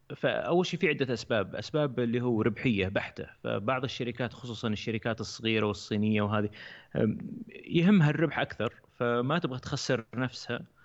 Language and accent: Arabic; Saudi Arabia; عندنا في السعوديه